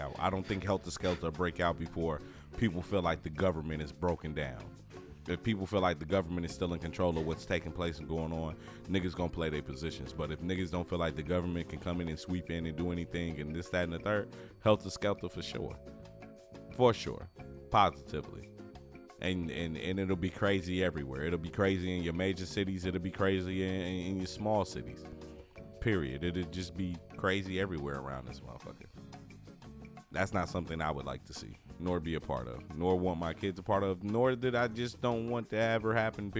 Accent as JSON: {"language": "English", "country": "United States", "said": "I'm an American"}